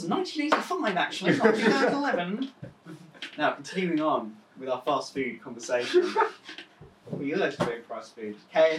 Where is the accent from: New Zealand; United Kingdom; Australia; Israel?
United Kingdom; Stratford; I'm from Stratford.